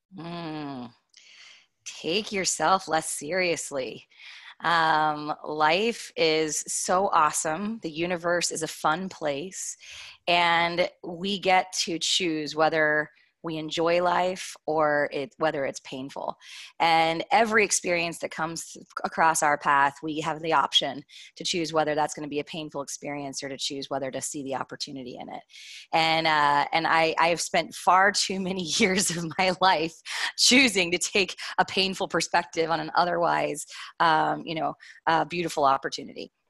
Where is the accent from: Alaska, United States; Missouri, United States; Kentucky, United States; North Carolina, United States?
Kentucky, United States; I'm from Kentucky originally.